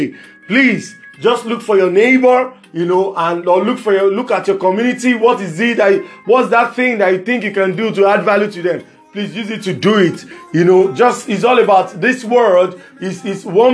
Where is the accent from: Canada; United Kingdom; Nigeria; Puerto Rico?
Nigeria; as Nigerian youth